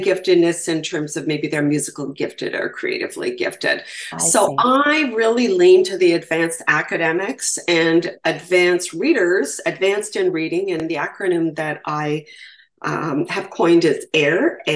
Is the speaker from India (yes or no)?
no; Canada; I'm from Canada, so I refer to provinces as well.